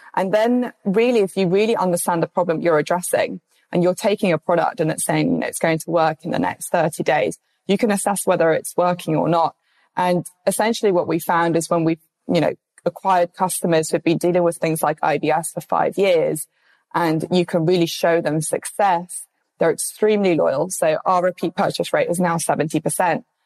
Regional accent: London, United Kingdom; I'm obviously from London.

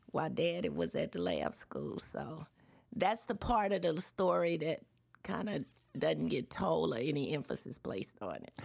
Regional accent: Baton Rouge, Louisiana, United States; also born or lived in Atlanta, Georgia / Washington D.C.; I grew up in Baton Rouge.

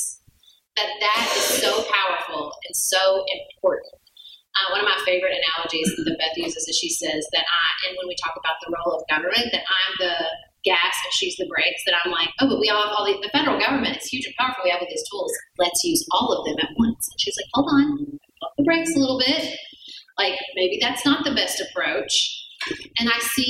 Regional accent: Paducah, Kentucky, United States; I'm wholly dedicated to my hometown. I think everyone should live in Paducah, Kentucky

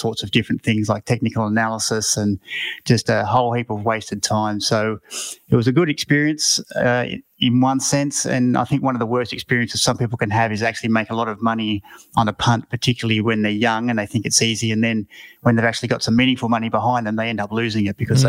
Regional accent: Mount Gambier, South Australia, Australia; I come from Mount Gambier in country South Australia

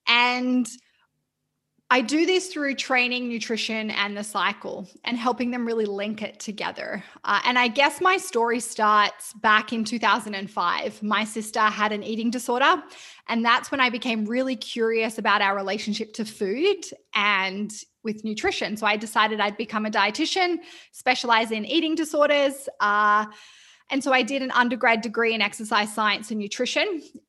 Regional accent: New South Wales, Australia; now in Vancouver, Canada; Yeah, so I am Australian. I have a quite eclectic accent that people sometimes aren't sure, but I grew up near Byron Bay and I've lived in Vancouver in Canada for nearly 5 years. But I am an Australian lizard at heart.

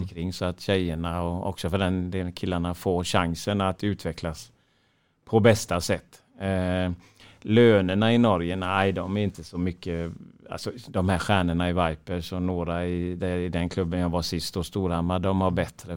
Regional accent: Sweden; vi svenskar

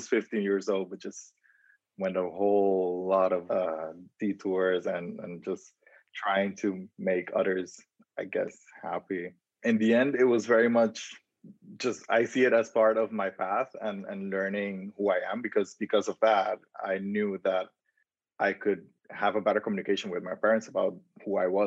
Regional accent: Curaçao; moved away as an adult; also born or lived in Dominican Republic; now in Netherlands; someone that was born in the Dominican Republic and growing up in Curaçao

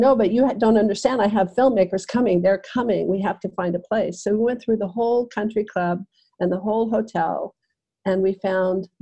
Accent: Aspen, Colorado, United States; my hometown of Aspen, Colorado

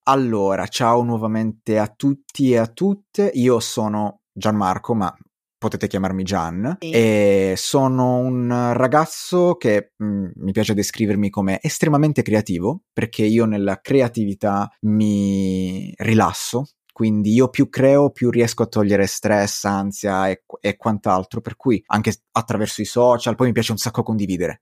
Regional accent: Crotone, Calabria, Italy; io sono di origini calabresi, vengo da Crotone

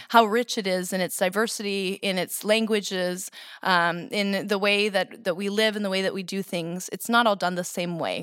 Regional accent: suburb of Boston, Massachusetts, United States; moved away as an adult; also born or lived in Texas / New Hampshire; now in Holland, Michigan, United States; I grew up in Massachusetts.

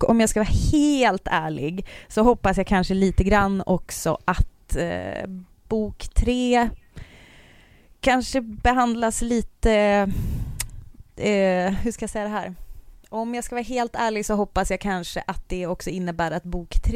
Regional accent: seventy km south of Hertsånger, Västerbotten County, Sweden; men det är där jag är född och ah, uppvuxen.

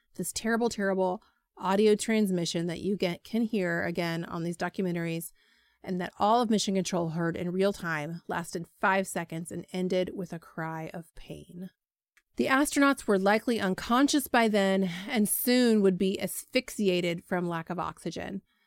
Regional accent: Dayton, Ohio, United States; my hometown Air Force Base, Wright Patterson Air Force Base in Dayton, Ohio.

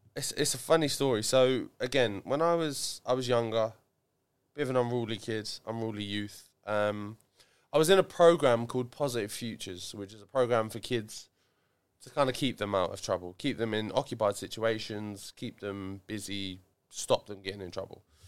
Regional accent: Ipswich, East of England, United Kingdom; I like Ipswich. I like my hometown. I grew up in Chartbury.

